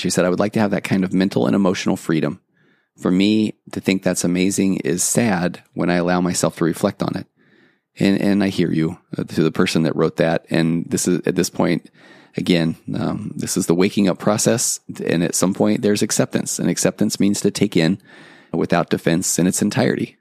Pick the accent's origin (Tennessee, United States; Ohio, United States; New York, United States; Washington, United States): Tennessee, United States; moved away; I'm originally from Tennessee